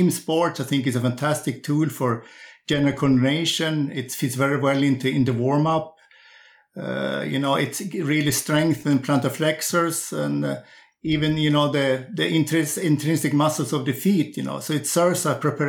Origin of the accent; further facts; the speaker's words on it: Sundsvall, Västernorrland County, Sweden; also born or lived in Växjö; I'm coaching a group nowadays on junior sprinters up in my hometown of Sundsvall.